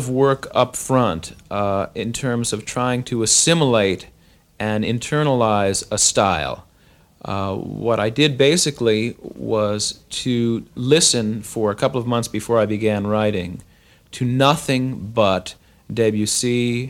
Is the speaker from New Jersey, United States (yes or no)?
no; Long Island, New York, United States; I didn't grow up in New York City. I grew up on Long Island, and I wasn't one of these sort of Upper West Side city brats.